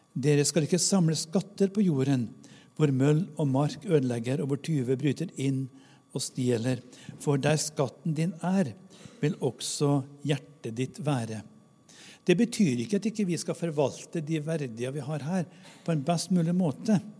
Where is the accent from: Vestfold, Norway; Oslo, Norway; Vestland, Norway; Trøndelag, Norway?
Trøndelag, Norway; Namdalen; moved away; Jeg har vokst opp i bygd i Namdalen uten kirke og kirkegård